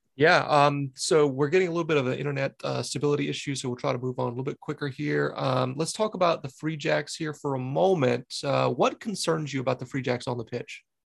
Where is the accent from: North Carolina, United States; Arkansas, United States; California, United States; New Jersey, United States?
North Carolina, United States; Charlotte; moved away as an adult; now in New England, United States; I grew up around Charlotte